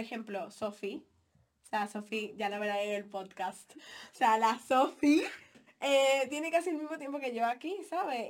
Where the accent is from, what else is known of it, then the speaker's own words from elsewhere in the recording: Dominican Republic; moved away; Mi mamá es tan así que mi mamá dejó vencer mi pasaporte dominicano